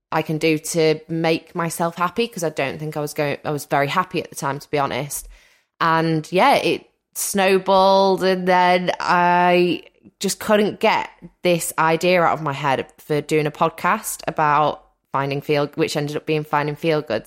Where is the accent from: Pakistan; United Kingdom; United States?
United Kingdom; Wales; Wales is actually very rural, quite, um, I live by the seaside.